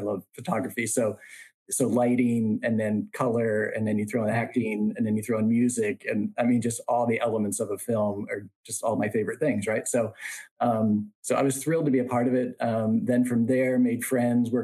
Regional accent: Lancaster, Pennsylvania, United States; I grew up in Lancaster, Pennsylvania, which is very rural

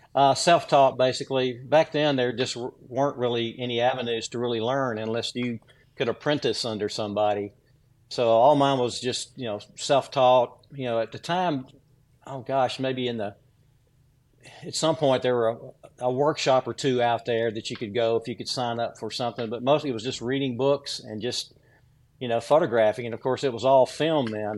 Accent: Williamson County, south of Franklin, Tennessee, United States; I grew up in uh, rural, rural Williamson County, uh, south of Franklin, Tennessee, on a farm

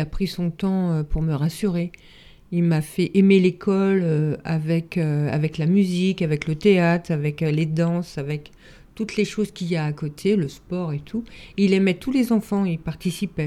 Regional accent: Yvelines, Île-de-France, France; j'ai grandi dans un petit village des Yvelines.

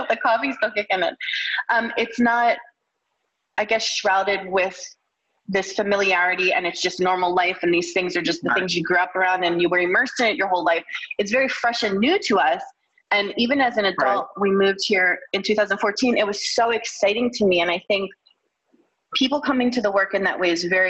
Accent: Bucks County, Pennsylvania, United States; I grew up in Bucks County

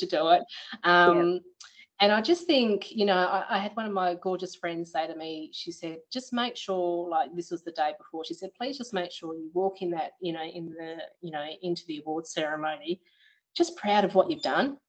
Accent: Perth, Western Australia, Australia; born or raised there; moved away as an adult; now in Beverley, Australia

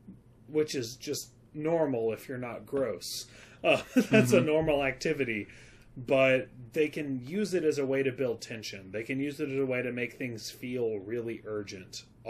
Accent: London, United Kingdom; I'm British. I'm from London.

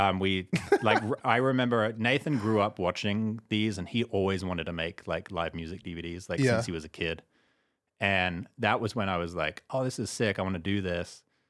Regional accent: Staines, South East England, United Kingdom; moved away; Maybe because I was in England. Who knows? I'm English.

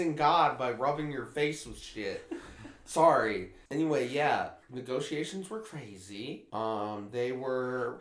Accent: Muncie, Indiana, United States; moved away; my hometown, Muncie, Indiana

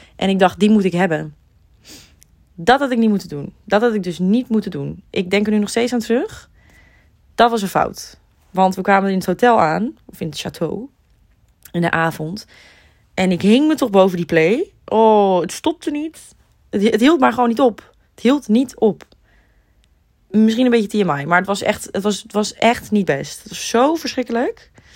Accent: Netherlands; wij als Nederlanders

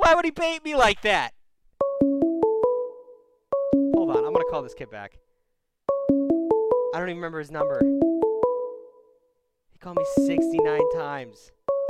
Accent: United States; I'm American

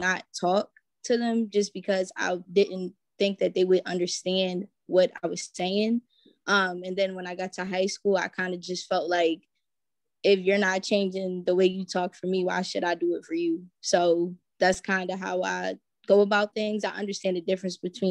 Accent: Philadelphia, Pennsylvania, United States; I grew up in Philly

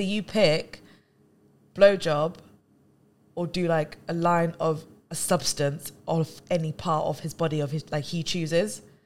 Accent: London, United Kingdom; we're from London

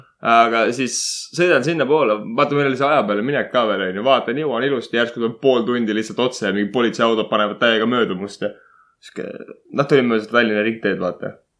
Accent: Estonia; ma olen eestlane

